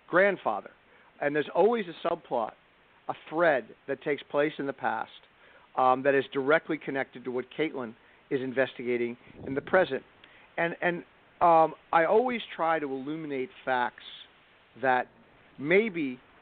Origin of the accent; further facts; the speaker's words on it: Rhode Island, United States; my home state of Rhode Island